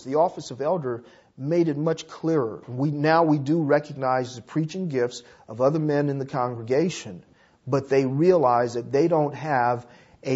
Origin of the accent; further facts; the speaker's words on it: Los Angeles, California, United States; I grew up in South Central Los Angeles